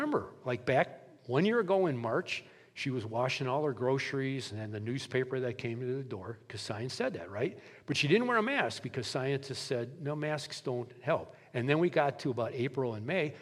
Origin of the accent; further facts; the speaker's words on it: Milwaukee, Wisconsin, United States; I'm a city boy from Milwaukee, Wisconsin